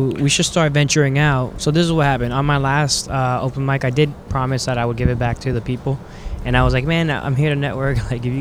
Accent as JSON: {"language": "English", "town": "Miami", "region": "Florida", "country": "United States", "said": "I'm from Miami"}